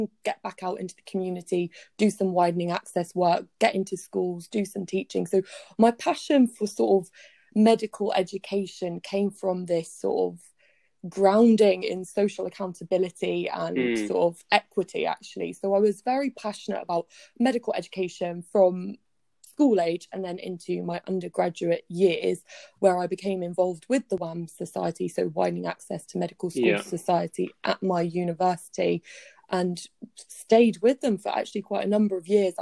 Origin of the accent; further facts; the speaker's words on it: Plymouth, South West England, United Kingdom; also born or lived in Bristol / Taunton; I'm now back in Plymouth, where I was raised here in Plymouth, went to school here, trained here